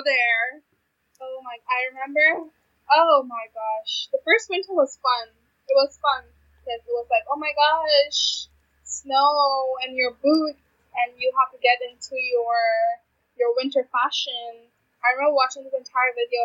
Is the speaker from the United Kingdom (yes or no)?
no; India; now in Canada; me being Indian